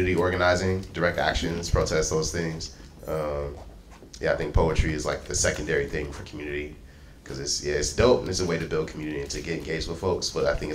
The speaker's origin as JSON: {"language": "English", "town": "Akron", "region": "Ohio", "country": "United States", "also_born_or_lived": "Michigan", "moved": "as an adult", "lives_now": "California, United States", "said": "So I'm from Akron, Ohio, and I went to school in Michigan, and I've been in California since"}